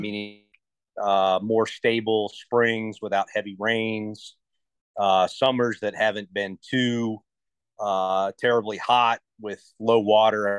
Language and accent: English; Ohio, United States; moved away as an adult; growing up in Ohio, you know, I was fishing lakes